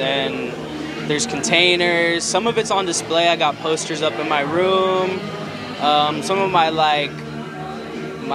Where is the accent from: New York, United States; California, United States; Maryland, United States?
California, United States; San Diego; Especially living in South San Diego, where I'm from